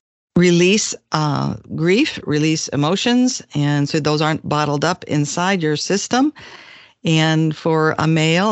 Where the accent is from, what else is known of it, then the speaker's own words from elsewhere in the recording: Crystal Lake, Illinois, United States; moved away as an adult; also born or lived in Chicago; now in San Diego, United States; I was in a small town called Crystal Lake, which was northwest of Chicago